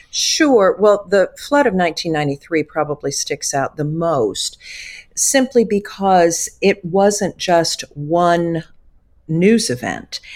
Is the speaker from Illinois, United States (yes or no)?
no; Wayland, Missouri, United States; I grew up in Northeast Missouri, actually in Wayland, Missouri